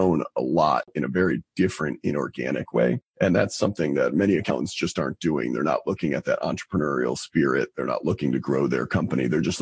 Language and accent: English; Albany, New York, United States; moved away as an adult; also born or lived in Boston, Massachusetts; now in Charlotte, United States; I'm originally from Albany, New York